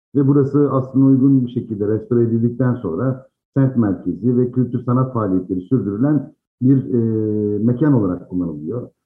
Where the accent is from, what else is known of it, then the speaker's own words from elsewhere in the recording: Izmir, Turkey; ben o bölgede doğdum büyüdüm iki çeşmelikte